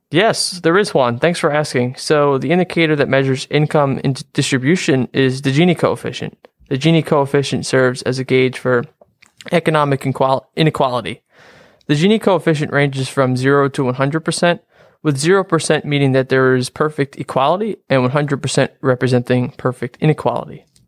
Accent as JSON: {"language": "English", "town": "Harrington Park", "region": "New Jersey", "country": "United States", "said": "I'm from, uh, Harrington Park, New Jersey"}